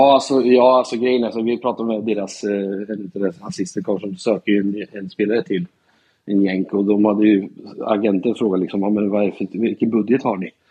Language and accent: Swedish; Norrköping, Östergötland, Sweden; also born or lived in Portland, Oregon, United States / Katrineholm; sen så flyttade jag till Norrköping när jag började fyran. Så jag var tio år när jag flyttade till Norrköping